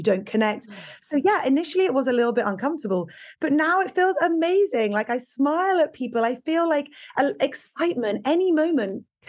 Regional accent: England, United Kingdom; that's because I come from Britain.

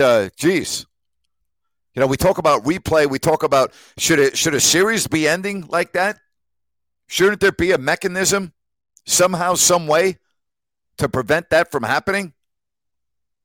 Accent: New York, United States; moved away; also born or lived in Sacramento; I'm from New York

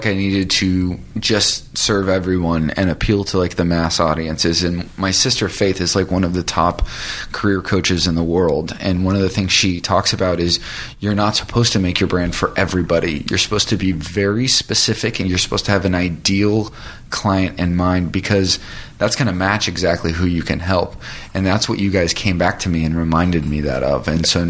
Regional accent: California, United States; now in Los Angeles, United States; when I first moved to LA, I had $300 in my pocket and I came from Orange County, and it was sink or swim.

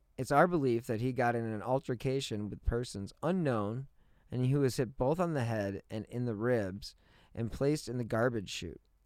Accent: Cleveland, Ohio, United States; I am from Cleveland

